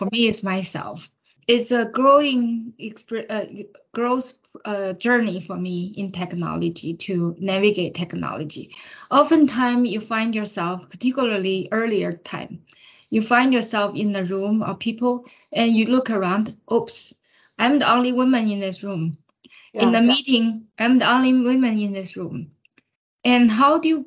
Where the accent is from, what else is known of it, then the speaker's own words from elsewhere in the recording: China; moved away as an adult; now in United States; I grew up in China. I came from China.